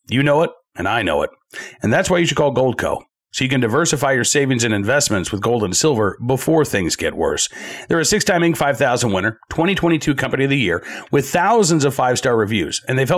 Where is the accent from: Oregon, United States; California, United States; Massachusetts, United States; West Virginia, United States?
Massachusetts, United States; born there; I was born in Massachusetts. I love Massachusetts